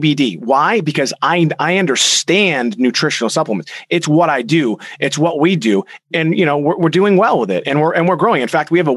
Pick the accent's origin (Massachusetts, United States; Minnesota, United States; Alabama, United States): Massachusetts, United States; Boston; we're from Boston